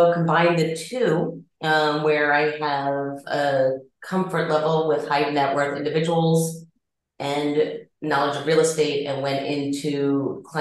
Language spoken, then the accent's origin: English; Atlanta, Georgia, United States; now in Chicago, United States; I am originally from Atlanta